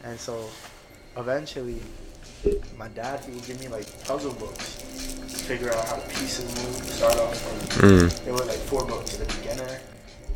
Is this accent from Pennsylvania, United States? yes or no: no; Bayonne, New Jersey, United States; my childhood, growing up in Bayonne